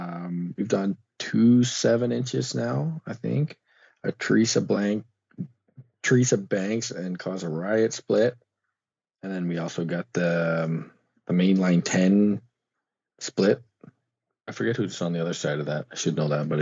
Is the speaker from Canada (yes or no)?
yes; Prince Edward Island, Canada; now in Alberta, Canada; From the old island of Prince Edward on the east coast of Canada.